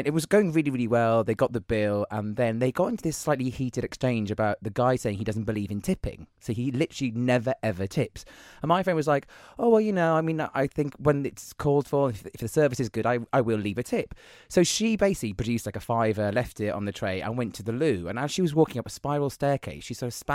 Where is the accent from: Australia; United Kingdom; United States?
United Kingdom; there's something in our DNA as British people